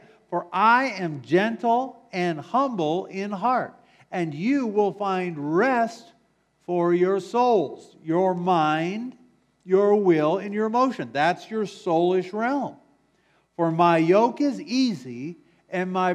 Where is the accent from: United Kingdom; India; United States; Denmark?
United States; Wisconsin; moved away; I'm from Wisconsin